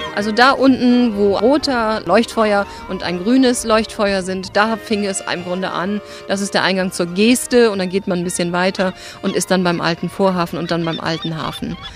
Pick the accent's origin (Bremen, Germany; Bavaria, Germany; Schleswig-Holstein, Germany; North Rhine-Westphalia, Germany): Bremen, Germany; Bremerhaven; hier im Bremerhaven bin ich ja aufgewachsen